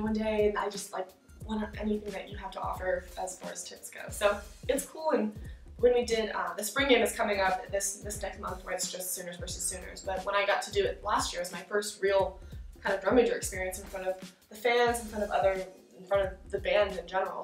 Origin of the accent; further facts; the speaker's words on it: Virginia, United States; moved away as an adult; also born or lived in Washington, D.C.; now in Oklahoma, United States; I'm originally from Virginia, so I grew up a little bit, the culture's a little bit different where I grew up